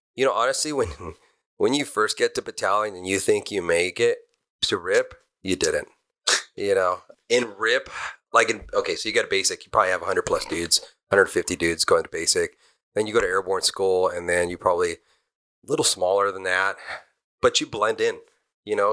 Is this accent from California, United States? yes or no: yes; Almani, California, United States; also born or lived in Arcadia, California; I was born in Arcadia, down on the west side of the fifty-seven, and I grew up in Almani.